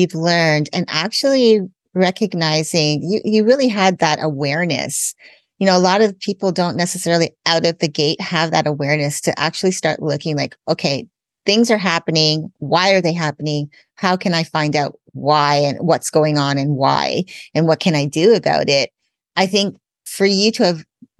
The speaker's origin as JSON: {"language": "English", "country": "Canada", "tie": "born or raised there", "said": "I grew up in Canada. I'm also a US citizen, so I have dual citizenship"}